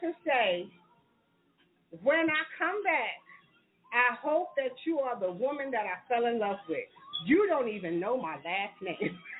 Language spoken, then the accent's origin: English; New York, United States; I'm from New York.